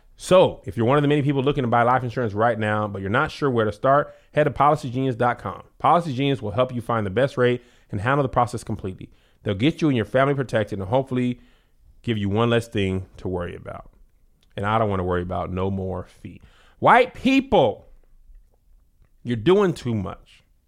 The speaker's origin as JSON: {"language": "English", "town": "El Paso", "region": "Texas", "country": "United States", "said": "I'm from El Paso"}